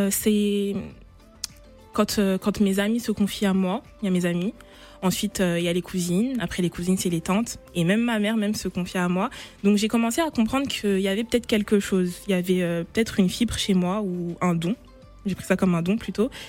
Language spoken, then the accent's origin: French; Côte d’Ivoire; Euh, ah oui, je suis ivoirienne et fière.